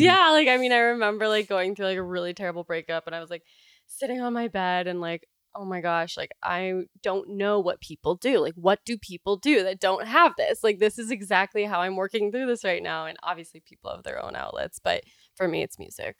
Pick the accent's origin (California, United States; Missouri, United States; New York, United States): California, United States; also born or lived in Canada; I grew up in California, but in California. I'm half Canadian, and so I spent like three months of my whole life every single year there